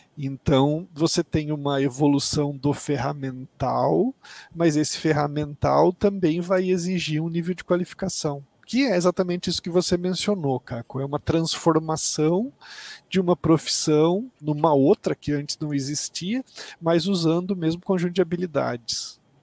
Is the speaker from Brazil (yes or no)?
yes; Mato Grosso do Sul, Brazil; moved away; Eu sou do Mato Grosso do Sul, me formei é, na Universidade Federal do Mato Grosso do Sul, em Campo Grande.